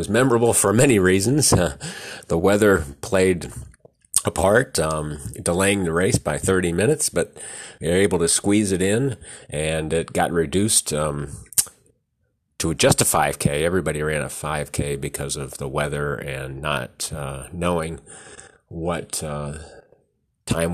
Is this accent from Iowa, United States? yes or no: yes; Webster City, Iowa, United States; my hometown Webster City